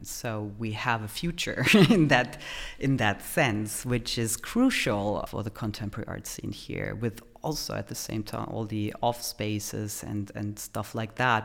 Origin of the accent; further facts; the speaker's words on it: Germany; moved away as an adult; also born or lived in Poland / United States; now in Vienna, Austria; Originally from Poland, I grew up in Germany